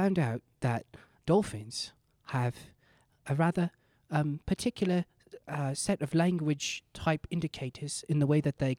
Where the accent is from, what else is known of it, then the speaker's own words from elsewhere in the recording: England, United Kingdom; I'm British.